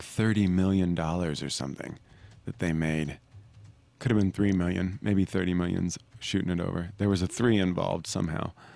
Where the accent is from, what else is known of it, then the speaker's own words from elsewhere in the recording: Arkansas, United States; growing up in Arkansas, we put on plays, and I went to public high school.